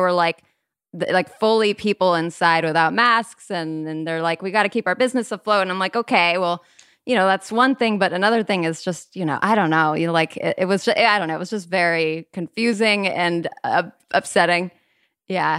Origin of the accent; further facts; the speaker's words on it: Burbank, California, United States; I was born and raised in Burbank, California.